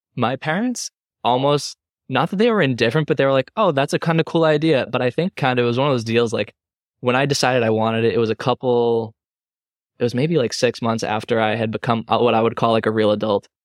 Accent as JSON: {"language": "English", "region": "Massachusetts", "country": "United States", "tie": "born or raised there", "said": "I grew up in Mass and I have family down in Connecticut"}